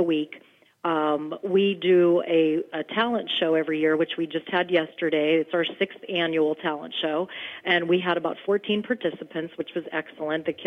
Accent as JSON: {"language": "English", "town": "New Eagle", "region": "Pennsylvania", "country": "United States", "tie": "born or raised there", "said": "I grew up in the Mon Valley in New Eagle"}